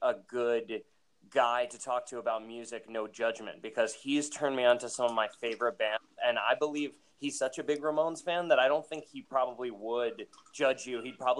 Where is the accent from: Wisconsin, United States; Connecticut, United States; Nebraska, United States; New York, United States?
New York, United States; Hudson; also born or lived in Albany, New York; But I'm originally from Hudson, so like 45 minutes south of Albany.